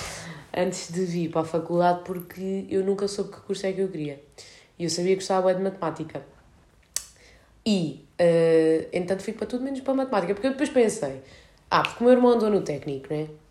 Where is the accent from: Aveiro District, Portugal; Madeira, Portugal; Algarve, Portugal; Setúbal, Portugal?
Algarve, Portugal; Portimão; moved away as an adult; now in Lisbon, Portugal